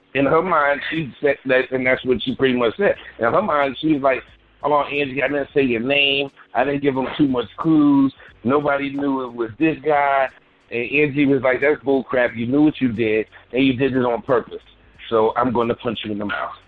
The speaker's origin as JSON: {"language": "English", "town": "New York City", "region": "New York", "country": "United States", "said": "I'm from Bed Stuy"}